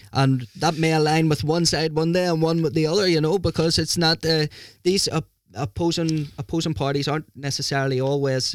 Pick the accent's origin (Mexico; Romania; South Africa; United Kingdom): United Kingdom; Lurgan, Northern Ireland; moved away as an adult; now in Norway; I love my hometown.